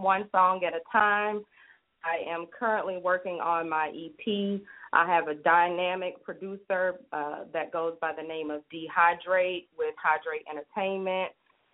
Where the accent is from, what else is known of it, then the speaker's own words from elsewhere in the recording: Atlanta, Georgia, United States; I am from Georgia. I was born here. Like Ryan Cameron says, I'm a Grady baby.